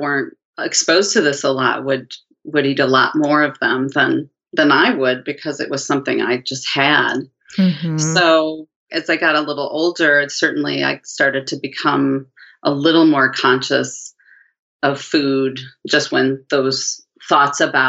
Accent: Midwest, United States; now in Portland, United States; So I grew up in the Midwest in the 70s

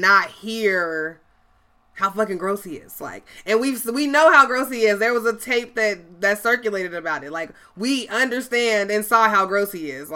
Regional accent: Chicago, Illinois, United States; I'm from Chicago

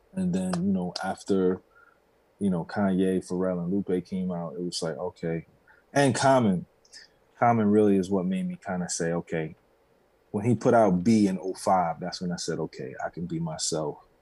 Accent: New York City, New York, United States; growing up in New York

